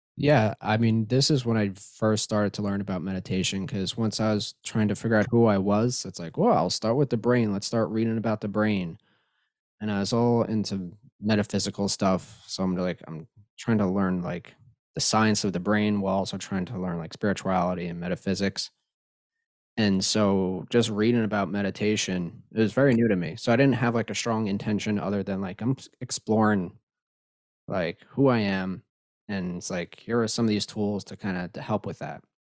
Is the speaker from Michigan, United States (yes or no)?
no; Long Island, New York, United States